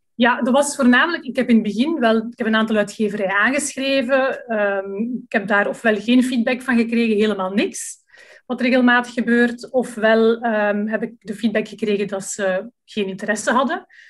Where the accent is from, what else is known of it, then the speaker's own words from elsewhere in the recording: Leuven, Flanders, Belgium; moved away as an adult; now in Lummen, Belgium; ik ben afkomstig uit Leuven